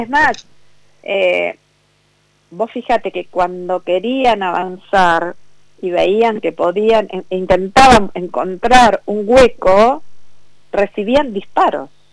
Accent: Vicente López, Buenos Aires Province, Argentina; Yo toda mi vida viví en Vicente López, toda mi vida. Nací en Vicente López

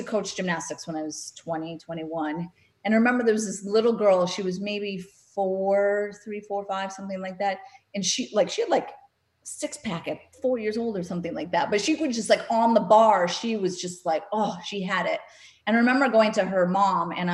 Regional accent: North Dakota, United States; moved away; I'm from North Dakota, landlocked state

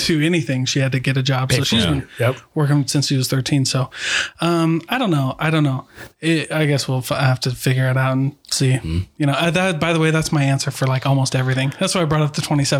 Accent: Iowa, United States; moved away; I'm from Iowa

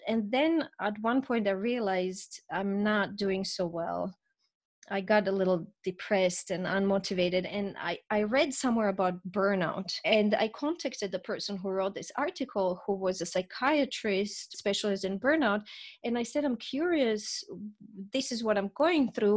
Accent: Zagreb, Zagreb County, Croatia; moved away as an adult; also born or lived in Vienna, Austria; I was born in Zagreb, Croatia, and I grew up there under President Tito

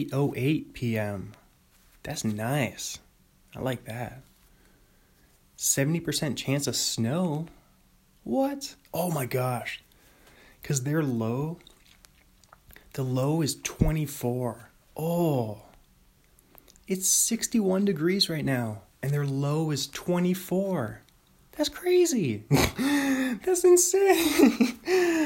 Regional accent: Bothell, Washington, United States; Bothell, my hometown, Bothell, Washington

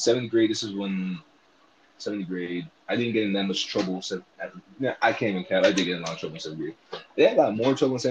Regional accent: California, United States; I'm originally from California, 619

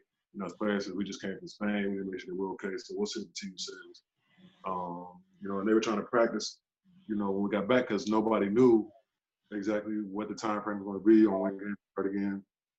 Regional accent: Turkey; born there; also born or lived in Nebraska / Germany; my older sister was born in California. I was born in Turkey. I don't remember much of it, you know, because I was a baby when we left.

